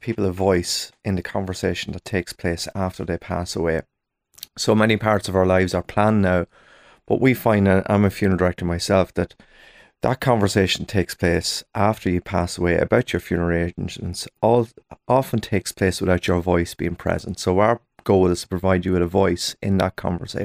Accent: Ireland; us as Irish people

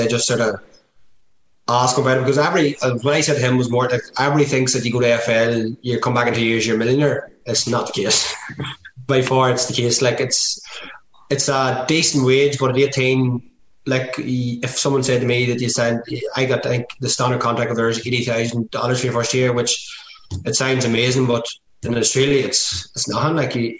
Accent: Ireland

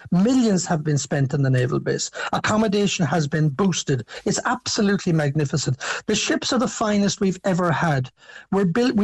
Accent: Cobh, Munster, Ireland; I'm from Cove

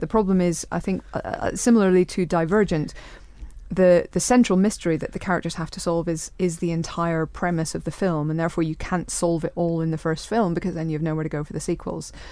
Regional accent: Northern Ireland, United Kingdom; as a Northern Irish person

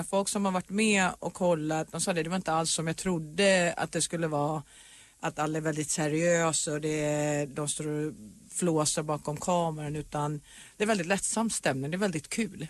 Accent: Sweden; now in Los Angeles, United States; när jag bodde hemma i Sverige

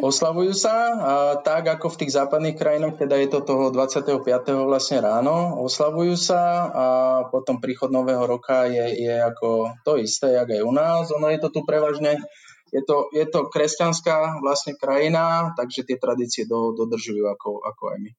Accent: Lutila, Banská Bystrica Region, Slovakia; moved away as an adult; also born or lived in Žiar nad Hronom / Bratislava; now in Seychelles; Narodil som sa v Žiari nad Hronom, ale býval som zvyšok môjho života v takej malej dedinke pri Žiari, sa to volá Lutila

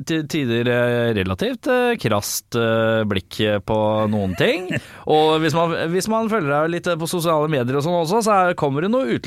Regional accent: Oslo, Norway; jeg er født i, eh, i Norge. I Norge. Hvor? Oslo.

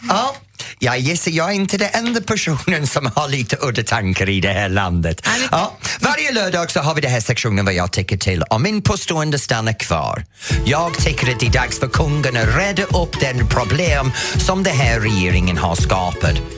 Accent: Norrtälje, Stockholm County, Sweden; Min hemstad

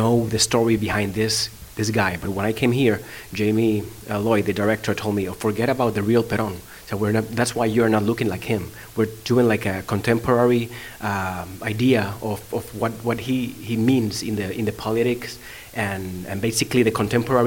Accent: Puerto Rico; English is a second language; moved away as an adult; also born or lived in Los Angeles, United States / New York, United States; now in United States; I'm born and raised in Puerto Rico

